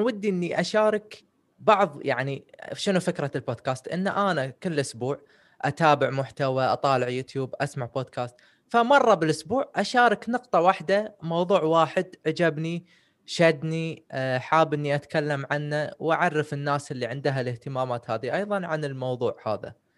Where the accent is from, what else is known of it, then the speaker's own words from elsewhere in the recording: Kuwait; also born or lived in United Kingdom; من الكويت توني متخرج من بريطانيا